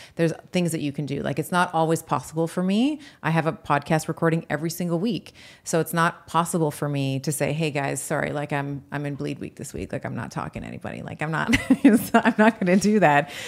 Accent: Canada; also born or lived in United States; as a Canadian, uh, but also as an American

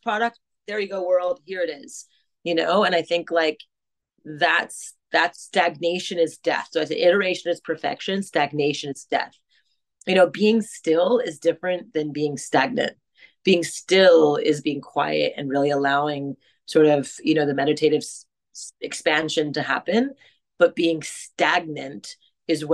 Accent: Montreal, Quebec, Canada; I grew up in French Canada in Montreal, in a greater America.

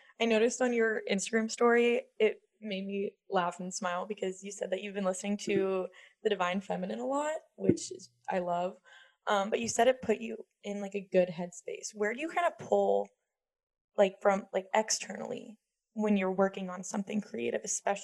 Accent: Pittsburgh, Pennsylvania, United States; moved away; also born or lived in Auburn; I'm from Pittsburgh, so not quite as big as Atlanta, but definitely grew up with the city close

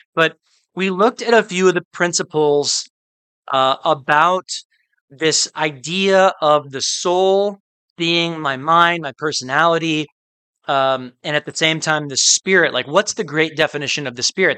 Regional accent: Midwest, United States; I'm from the Midwest, where um, a lot of the year is very very cold

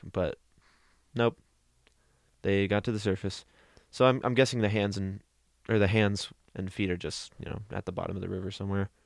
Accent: Newberg, Oregon, United States; in my hometown

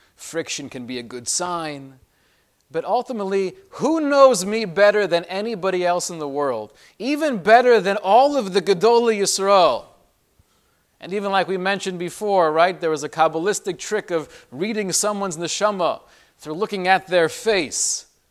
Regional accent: Los Angeles, California, United States; when I was growing up in L A and I was in high school

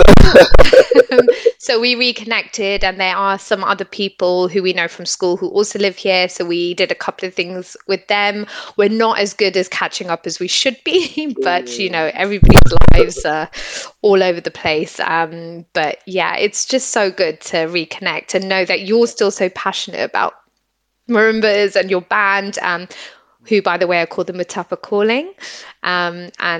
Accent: Botswana; also born or lived in Gaborone, Botswana; now in United Kingdom; growing up in Botswana

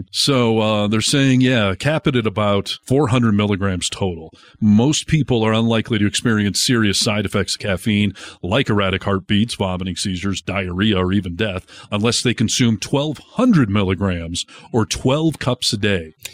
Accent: California, United States; As a Californian

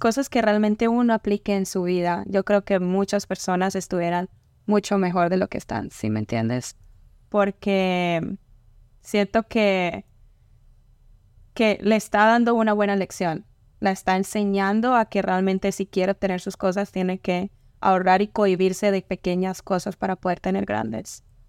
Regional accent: Ocaña, Norte de Santander, Colombia; moved away; Ocaña es un pueblo pequeño. Estamos cerca a Venezuela casi

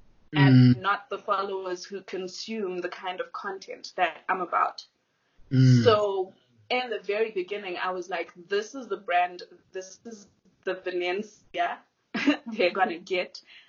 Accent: Malawi; obviously I mentioned that I was raised in Malawi. I was raised in a foreign country. So I came in as the other girl, the other person.

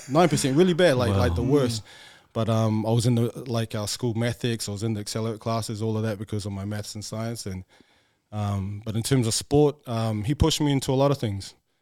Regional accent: Manurewa, Auckland, New Zealand; also born or lived in Samoa; I was born in Samoa, came to New Zealand when I was 3, I think. Stayed in Grafton, Grey Lynn, bounced around a bit. Then we settled in Manurewa, out in South Auckland.

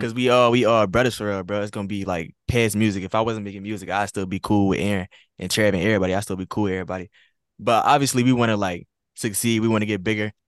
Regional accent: Little Rock, Arkansas, United States; I'm from a small town from Arkansas, Little Rock, Arkansas

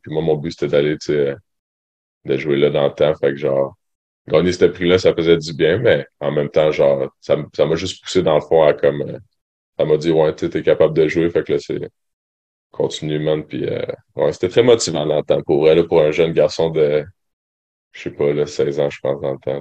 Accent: Sherbrooke, Quebec, Canada; moi je viens de Sherbrooke

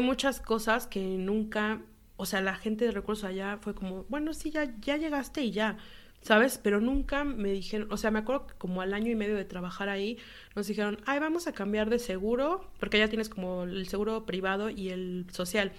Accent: Mexico City, Mexico; moved away as an adult; now in Paris, France; soy de aquí del DF todavía, CDMX

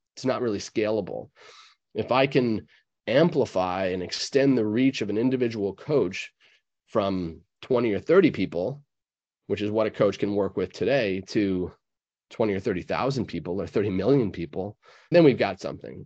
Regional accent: New York, United States; I'm a New Yorker myself

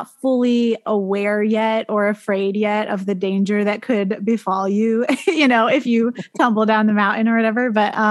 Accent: New Hampshire, United States; also born or lived in Maine / Boston; I grew up in New Hampshire. I went to college in Maine and then I moved to Boston and now I'm back in New Hampshire

